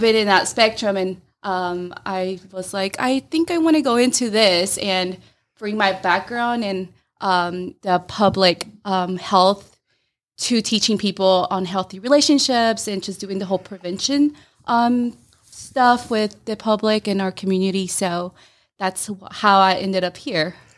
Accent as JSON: {"language": "English", "town": "Rome", "region": "Georgia", "country": "United States", "said": "I'm originally from Rome"}